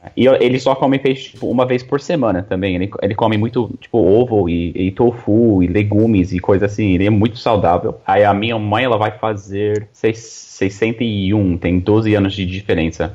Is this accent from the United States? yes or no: yes; New York, United States; first language English; Portuguese is a second language; moved away as an adult; now in Brazil; I'm American uh, from New York